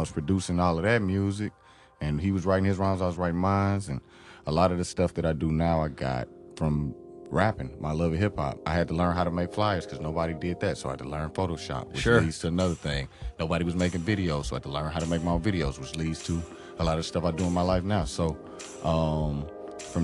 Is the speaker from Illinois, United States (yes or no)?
yes; East St. Louis, Illinois, United States; I grew up in East St. Louis.